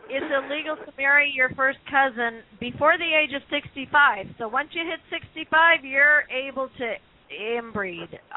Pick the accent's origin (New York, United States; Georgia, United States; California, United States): California, United States; being a Californian.